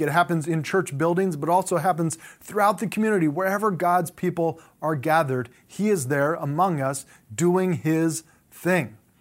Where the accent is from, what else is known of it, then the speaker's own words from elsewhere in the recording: Southern California, United States; I grew up in Southern California